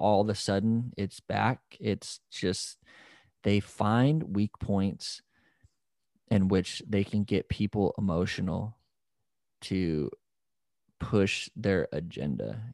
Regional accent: United States; We're all Americans, we're all Americans

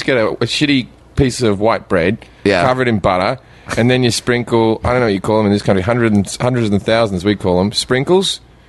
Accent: Australia; moved away as an adult; also born or lived in England; now in United States; the bit that I couldn't understand as an Australian

